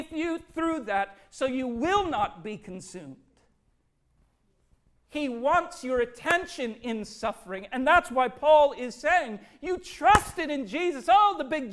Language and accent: English; Minnesota, United States; growing up in Minnesota